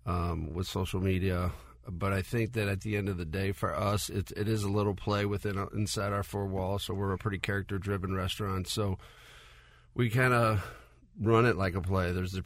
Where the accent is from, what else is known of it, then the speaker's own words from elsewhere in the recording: Calabria, Italy; Yeah, so we're from Calabria, which is the southernmost tip of Italy. It's the poorest region in Italy.